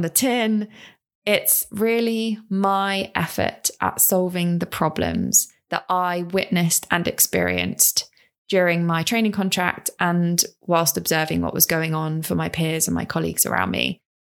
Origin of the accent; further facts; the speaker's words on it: London, United Kingdom; also born or lived in Ipswich; I grew up in South London, uh, with my mum and my brother, really small family, and I went to a local primary school